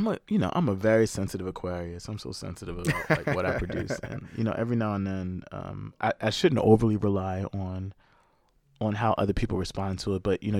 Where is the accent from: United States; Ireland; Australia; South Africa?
South Africa; but really covered my life as a South African younger brother growing up.